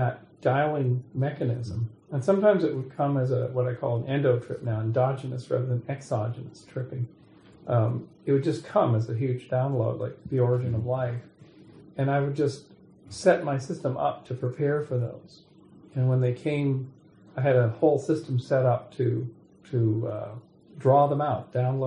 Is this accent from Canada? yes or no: yes; Kamloops, British Columbia, Canada; moved away; I'm going back to my hometown of Kamloops, BC